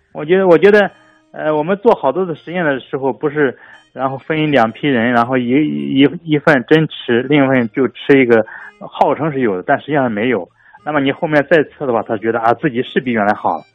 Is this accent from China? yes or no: yes; China; 让我们中国人